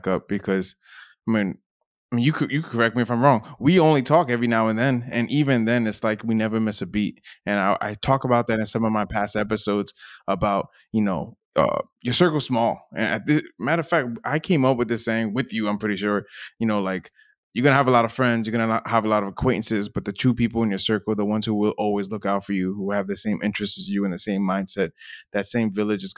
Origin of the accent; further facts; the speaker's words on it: Linden, New Jersey, United States; growing up in the Linden Elizabeth area